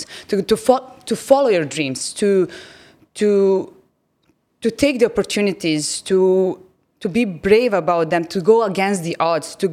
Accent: Serbia; moved away as an adult; now in Dubai, United Arab Emirates; I grew up in Serbia and I came here at the age of 27

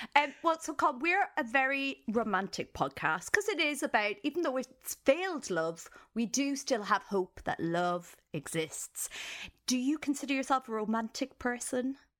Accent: Ireland; as an Irish person

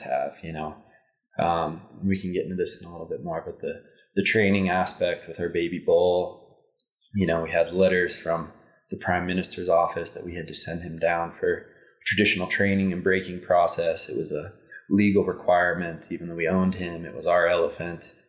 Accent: Indian Hills, Colorado, United States; I grew up in Indian Hills, Colorado

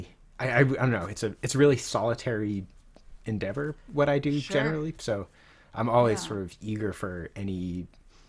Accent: New England, United States; I grew up in New England

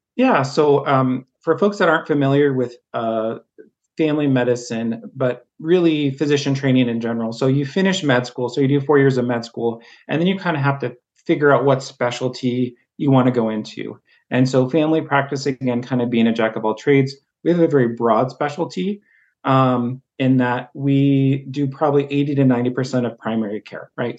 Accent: Harlem, Montana, United States; also born or lived in Havre, Montana; I grew up in Harlem, Montana, so again, an even smaller town

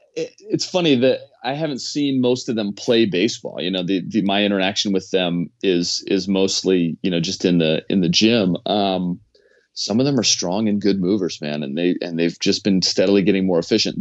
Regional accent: Washington, District of Columbia, United States; I'm from Washington, D C, so I played baseball at, uh, Wilson High School.

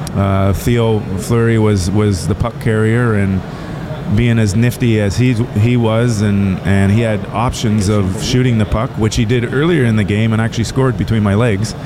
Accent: Toronto, Ontario, Canada; I grew up in Toronto

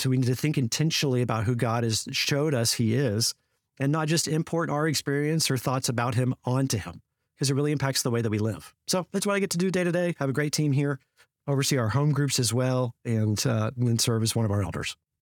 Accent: Fort Worth, Texas, United States; spent five years in Fort Worth, uh, at, in my hometown

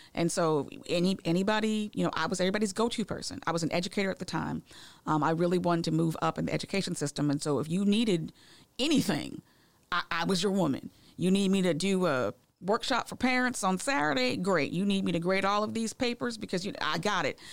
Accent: Massachusetts, United States; now in Georgia, United States; I'm originally from Massachusetts. I didn't know what a Red Rock ginger ale was until I moved to Georgia

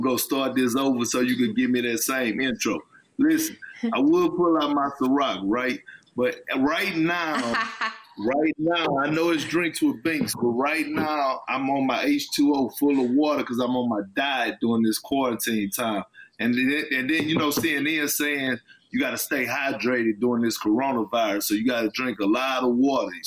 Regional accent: Texas, United States; I'm from Texas

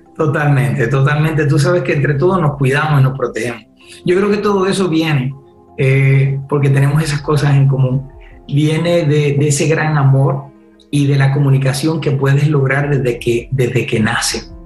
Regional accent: Puerto Rico; soy de Puerto Rico

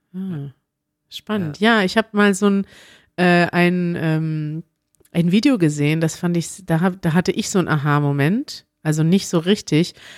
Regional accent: Germany; first language German; wir Deutschen

